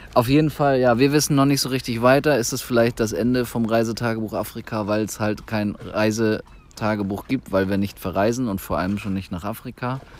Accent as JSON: {"language": "German", "country": "Germany", "said": "wir hier als Deutsche"}